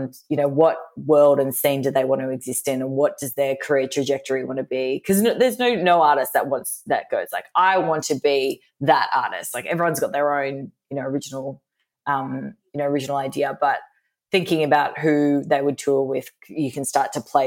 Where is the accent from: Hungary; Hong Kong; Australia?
Australia; moved away as an adult; also born or lived in United States; I'm Australian